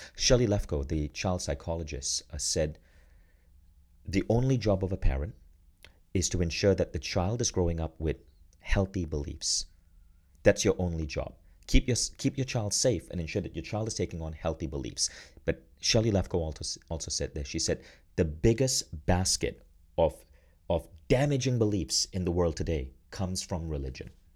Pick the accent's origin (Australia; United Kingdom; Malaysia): Malaysia; moved away as an adult; also born or lived in United States; now in Estonia; I grew up in Malaysia, and I've now left Malaysia. I now live in Estonia.